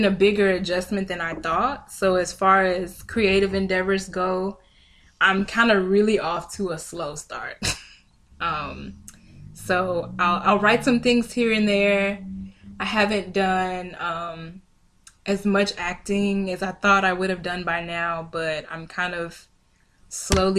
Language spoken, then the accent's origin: English; Memphis, Tennessee, United States; moved away as an adult; also born or lived in Portland, Oregon; now in Atlanta, United States; I'm originally from Memphis, Tennessee